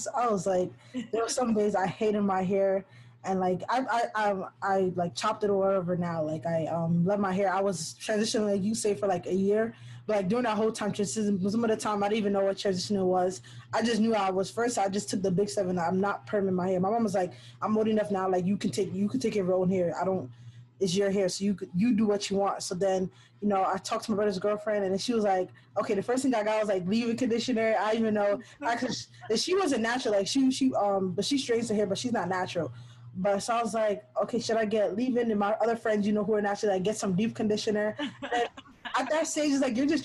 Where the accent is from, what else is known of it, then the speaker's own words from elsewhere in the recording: Ghana; I'm African, I'm from Ghana